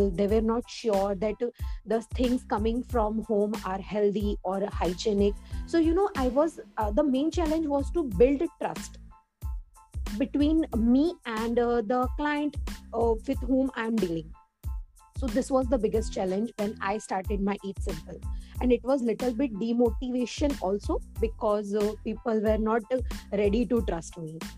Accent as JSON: {"language": "English", "town": "Surat", "region": "Gujarat", "country": "India", "said": "from Surat, Gujarat"}